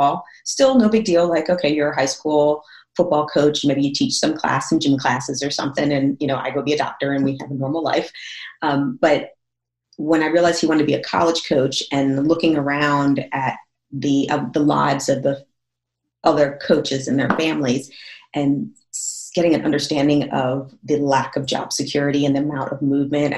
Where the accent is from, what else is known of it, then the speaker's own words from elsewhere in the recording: Northern New Jersey, United States; moved away as an adult; also born or lived in Jonesboro, Arkansas; I'm from Northern New Jersey. Like I'm like, you know, I'm right outside New York City